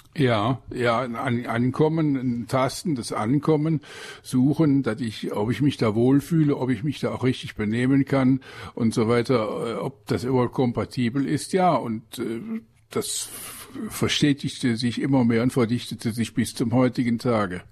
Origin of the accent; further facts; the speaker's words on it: Aachen, North Rhine-Westphalia, Germany; moved away as an adult; now in Lower Rhine, Germany; Ich komme ja aus Aachen